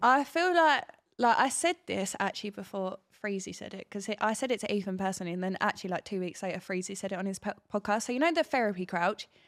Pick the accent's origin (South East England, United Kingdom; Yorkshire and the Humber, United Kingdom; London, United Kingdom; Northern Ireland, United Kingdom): London, United Kingdom; Hornchurch; now in Brentwood, United Kingdom; I grew up in Hornchurch, but we live in Brentwood